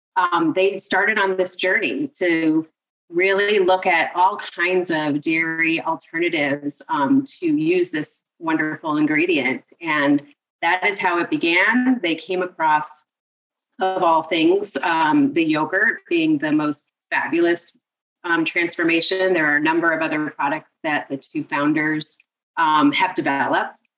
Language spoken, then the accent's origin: English; Seattle, Washington, United States; moved away as an adult; also born or lived in northern New Jersey / India; now in New Jersey, United States; I'm originally from Seattle I was born and raised in Seattle